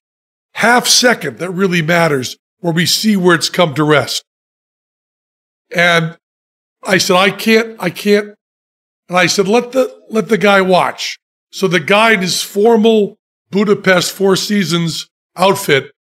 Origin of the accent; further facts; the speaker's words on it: United States; We're Americans